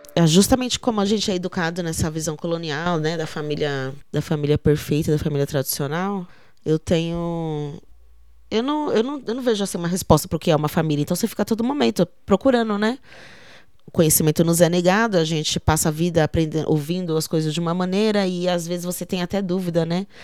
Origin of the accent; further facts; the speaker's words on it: Jardim Teuvina / Parque Guaianases, São Paulo, Brazil; Eu nasci no Jardim Teuvina que era o nome daqui antes, né? Aí depois se tornou Parque Guaianazes. E moro aqui desde que eu nasci